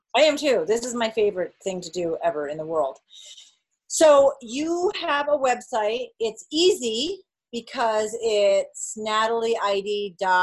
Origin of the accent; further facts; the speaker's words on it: New England, United States; i'm from new england